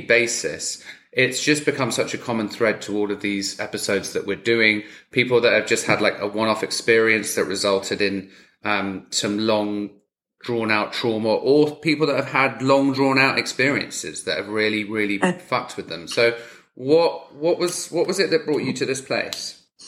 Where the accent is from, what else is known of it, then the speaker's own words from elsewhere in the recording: United Kingdom; me being British